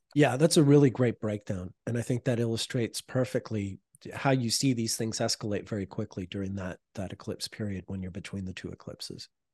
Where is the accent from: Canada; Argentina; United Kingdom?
Canada; I'm Canadian